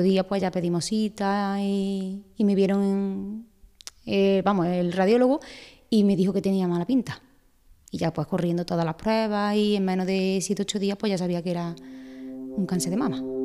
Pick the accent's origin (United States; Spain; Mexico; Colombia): Spain; Aguilar de la Frontera, Andalusia; soy de Águila de la Frontera, soy peluquera